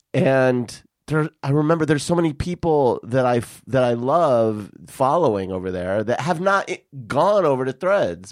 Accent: Tucson, Arizona, United States; I grew up in Tucson

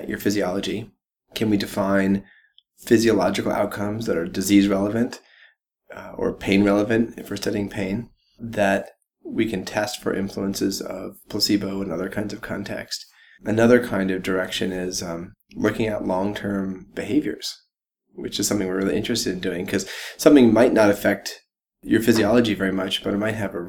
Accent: Jackson, Wyoming, United States; now in Boulder, United States; I grew up first in Jackson Hole, Wyoming. So my parents moved there so that we could all ski

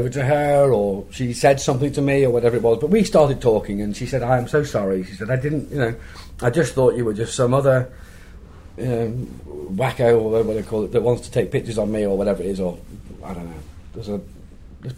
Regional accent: Liverpool, North West England, United Kingdom; my hometown of Liverpool.

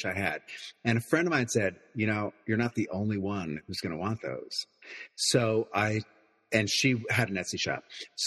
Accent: Hudson Valley, New York, United States; now in New York City, United States; I grew up in the Hudson Valley

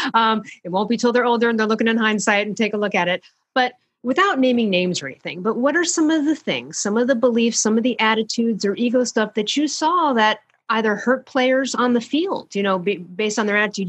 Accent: Chicago, Illinois, United States; I'm from Chicago

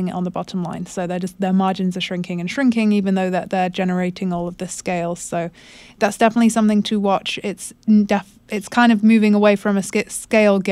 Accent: United Kingdom; moved away; that's my home country, the UK

